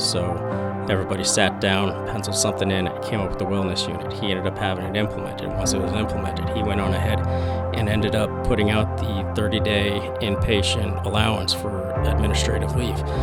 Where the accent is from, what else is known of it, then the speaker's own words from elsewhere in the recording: Flower Mound, Texas, United States; also born or lived in Midway City, California; I ended up moving over to Flower Mound, Texas. After that, I spent there all the way through elementary, middle, high school